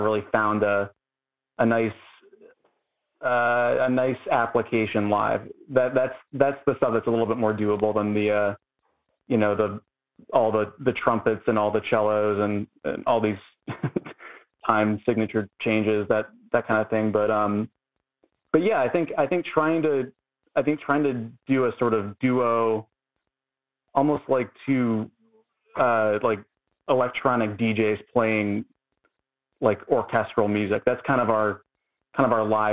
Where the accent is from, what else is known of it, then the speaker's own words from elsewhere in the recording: Canton, Ohio, United States; now in Cleveland, United States; Cleveland now, but yeah, I'm from Canton